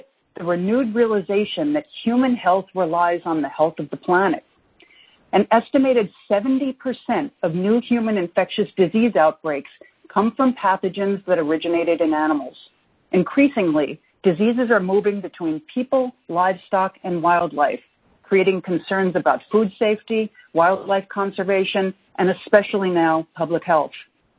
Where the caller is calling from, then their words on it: New York, United States; I'm calling in from the New York metropolitan area, which is the nation's COVID-19 epicenter.